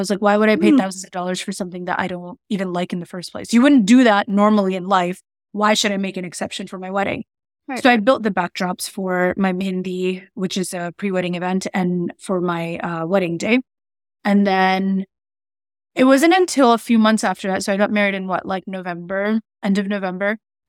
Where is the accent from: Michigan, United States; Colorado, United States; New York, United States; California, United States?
New York, United States; Queens; also born or lived in Arizona / Minnesota / Connecticut / Maryland; I was born in Queens, New York. I've lived like all over Arizona, Minnesota, Connecticut, Maryland. I'm from here.